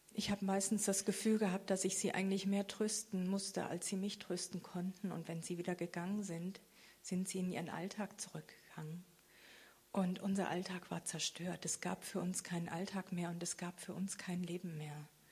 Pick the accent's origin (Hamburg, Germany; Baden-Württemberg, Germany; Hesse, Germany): Baden-Württemberg, Germany; Freiburg; also born or lived in Bad Krozingen; in Bad Krotzingen, das ist in der Nähe von Freiburg, wo ich herkomme